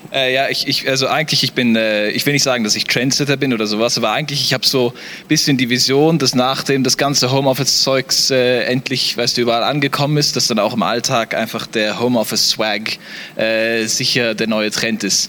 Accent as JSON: {"language": "German", "country": "Namibia", "also_born_or_lived": "South Africa", "moved": "as an adult", "lives_now": "Switzerland", "said": "ich komme aus Namibia."}